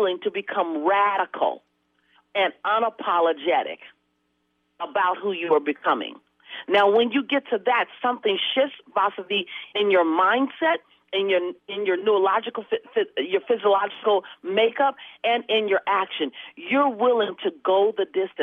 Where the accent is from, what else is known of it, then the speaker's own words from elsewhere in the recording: Los Angeles, California, United States; I come from South Central LA. My family was broke all my life